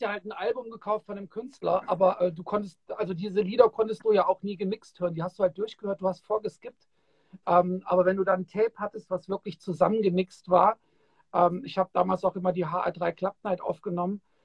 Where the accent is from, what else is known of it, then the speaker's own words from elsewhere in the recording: Kassel, Hesse, Germany; ich bin ja in Kassel aufgewachsen